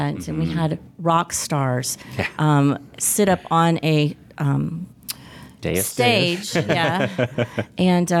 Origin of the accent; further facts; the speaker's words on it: Florida, United States; I'm one as well